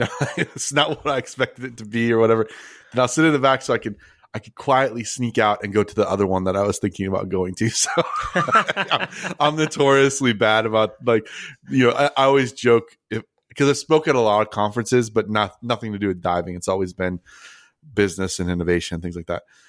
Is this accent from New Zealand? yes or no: no; Philippines; now in Malaysia; I'm Filipino